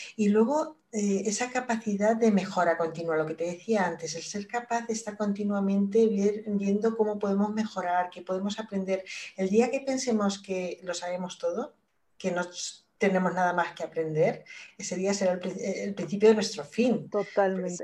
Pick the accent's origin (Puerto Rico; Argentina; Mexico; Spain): Spain; moved away as an adult; yo salí de, de España en el año 97 creo que fue, estuve 10 años fuera